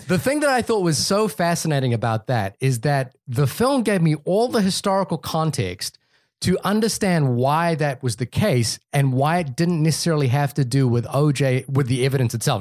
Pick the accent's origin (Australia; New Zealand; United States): New Zealand; moved away; growing up in New Zealand